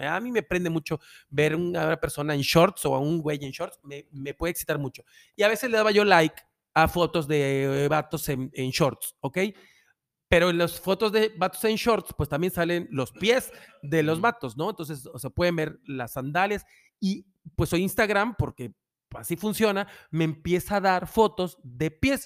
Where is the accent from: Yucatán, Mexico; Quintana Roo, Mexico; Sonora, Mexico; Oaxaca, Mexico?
Yucatán, Mexico; los que somos yucatecos